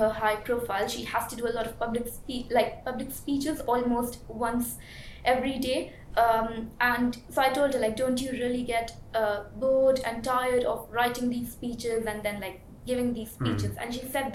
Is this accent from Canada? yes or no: no; Mumbai, Maharashtra, India; moved away; I was born and brought up in Mumbai, and I did my bachelor's in Mumbai as well